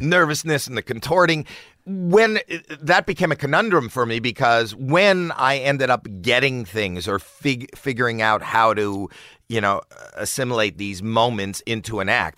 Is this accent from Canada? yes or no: yes; Toronto, Ontario, Canada; moved away; I'm from Toronto